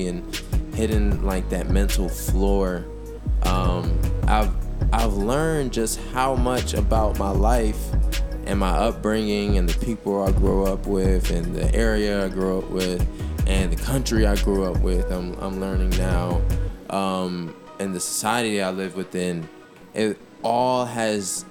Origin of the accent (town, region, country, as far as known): United States